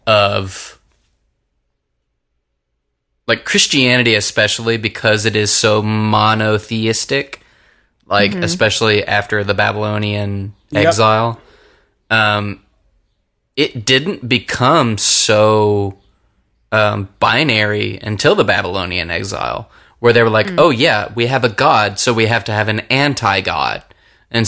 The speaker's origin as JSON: {"language": "English", "region": "Kentucky", "country": "United States", "said": "I'm a Kentucky Irishman."}